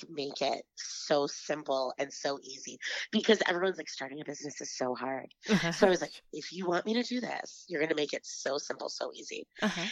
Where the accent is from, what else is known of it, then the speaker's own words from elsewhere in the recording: Grand Forks, North Dakota, United States; I grew up in Grand Forks, North Dakota, born and raised.